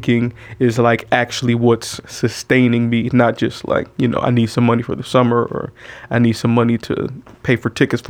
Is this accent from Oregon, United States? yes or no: no; Oakland, California, United States; moved away as an adult; also born or lived in San Francisco, California; Born in San Francisco, but raised in Oakland.